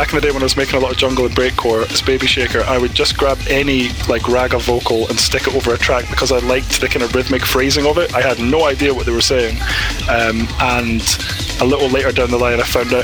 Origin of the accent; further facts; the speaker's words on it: Fintry, Scotland, United Kingdom; moved away as an adult; now in Newcastle, United Kingdom; I am originally from Scotland, from a little town just outside of Stirling called Fintry. That's where I grew up.